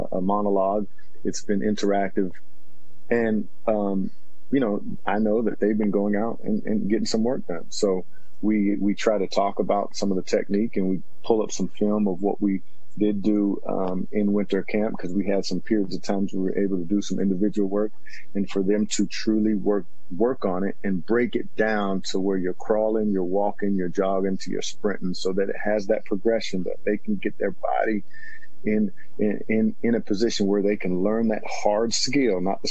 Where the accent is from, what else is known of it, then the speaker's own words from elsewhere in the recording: Washington, United States; moved away as an adult; my hometown, it is big time Washington State, big time University of Washington